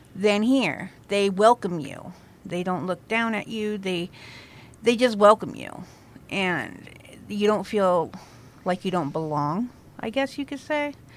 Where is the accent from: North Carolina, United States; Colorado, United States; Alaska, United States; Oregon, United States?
Oregon, United States; La Pine; moved away as an adult; also born or lived in Crescent, Oregon / Virginia; I am a native from La Pine. I lived there for about, I don't know, sixteen years, fifteen years. Then I ended up moving to Crescent